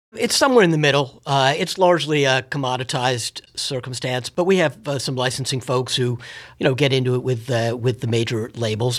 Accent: Washington, District of Columbia, United States; having been born and raised in Washington, D C

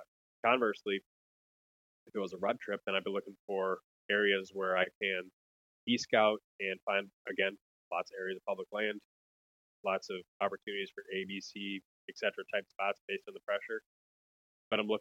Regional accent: Wisconsin, United States; now in Minnesota, United States; And I grew up in Wisconsin

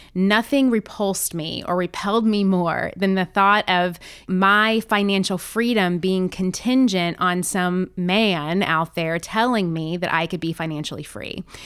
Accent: the South, United States; growing up in the South

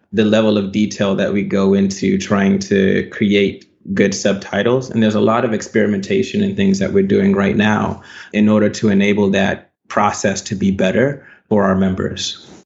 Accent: Baton Rouge, Louisiana, United States; I was born in Baton Rouge, Louisiana. So, I grew up in Louisiana. And yeah, I spent most of my time, my childhood in Louisiana

